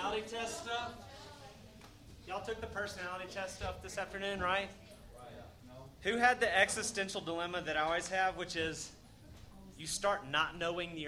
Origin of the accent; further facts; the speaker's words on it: Alabama, United States; moved away as an adult; also born or lived in South Carolina; now in Bay Area, United States; I'm originally from Alabama